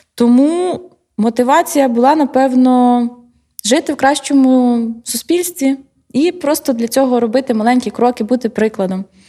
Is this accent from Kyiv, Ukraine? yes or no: yes; Kyiv, Ukraine; Я взагалі з Києва, і в мене батьки також